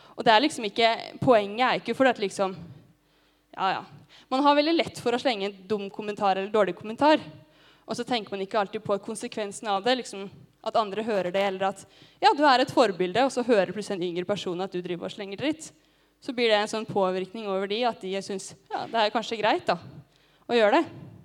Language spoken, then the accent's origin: Norwegian; Gjøvik, Innlandet, Norway; moved away; Hjemme på Gjøvik